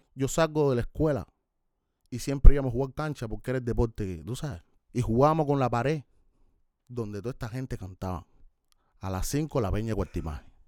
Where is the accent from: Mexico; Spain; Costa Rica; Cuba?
Cuba; Havana; Yo nací en Centro Habana, Cere, pero me crié en La Habana Vieja